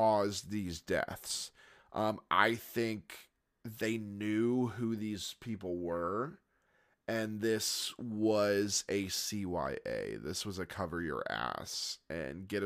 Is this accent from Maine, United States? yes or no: no; Florida, United States; moved away; we're from Florida originally